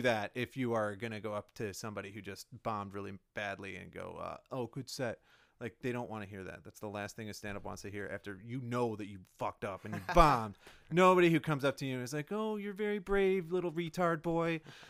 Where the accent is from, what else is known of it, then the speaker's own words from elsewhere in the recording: Chicago, Illinois, United States; I grew up in the Chicago suburbs.